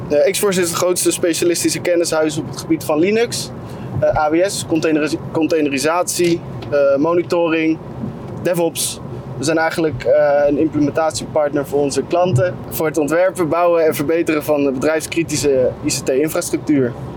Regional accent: Tiel, Gelderland, Netherlands; also born or lived in Nieuwegein; ik ben toevallig geboren in Nieuwegein, waar nu natuurlijk X-Force geplaatst is. En op tweejarige leeftijd ben ik naar Tiel verhuisd.

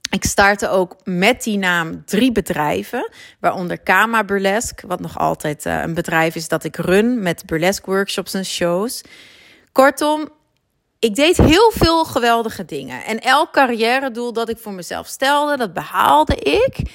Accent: Groningen, Netherlands; accent: Dutch; now in Antwerp, Belgium; ik heb eh, voornamelijk een Nederlands accent, want ik ben geboren en getogen in Groningen, maar ik woon al ruim tien jaar in Antwerpen

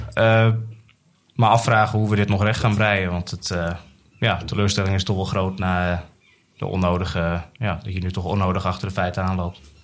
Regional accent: Alkmaar, North Holland, Netherlands; moved away as an adult; now in Utrecht, Netherlands; Ik ben geboren en getogen in Alkmaar, maar alweer flinke tijd woonachtig in Utrecht

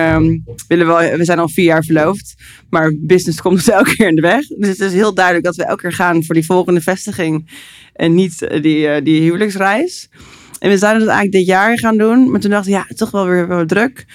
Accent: Netherlands

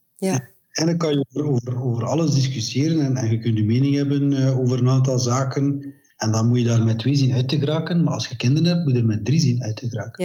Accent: West Flanders, Belgium; Ik ben van West-Vlaanderen

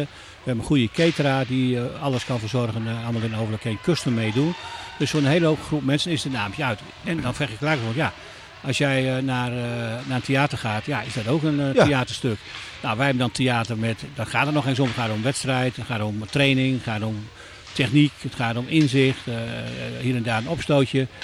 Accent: Netherlands; wij allemaal als Nederlanders

